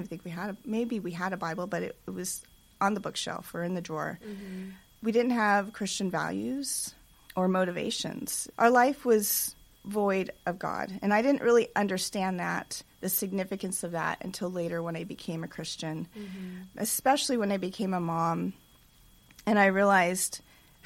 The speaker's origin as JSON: {"language": "English", "town": "Los Angeles", "region": "California", "country": "United States", "tie": "born or raised there", "said": "I was born in Hollywood, California"}